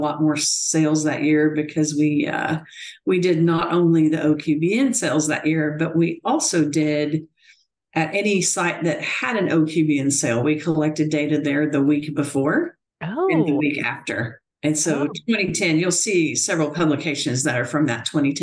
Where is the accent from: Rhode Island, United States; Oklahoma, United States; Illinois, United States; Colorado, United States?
Oklahoma, United States; Sterling; moved away as an adult; also born or lived in College Station, Texas / Michigan; I'm a Southwest Oklahoma girl. I grew up in Sterling down in Comanche County.